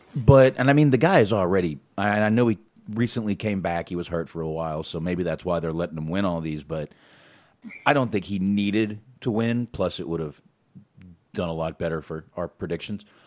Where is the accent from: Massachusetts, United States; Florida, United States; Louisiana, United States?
Massachusetts, United States; Boston; moved away; I was born in Boston